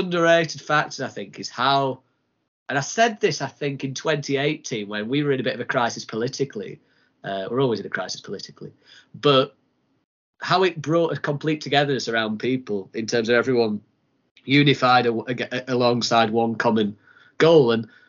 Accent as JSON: {"language": "English", "region": "England", "country": "United Kingdom", "said": "obviously, we're both English."}